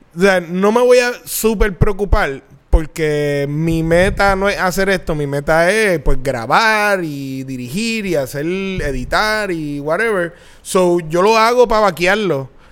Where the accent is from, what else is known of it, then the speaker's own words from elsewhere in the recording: Bayamón, Puerto Rico; cuando yo nací, mis papás vivían en Bayamonte. Un condominio en Bayamón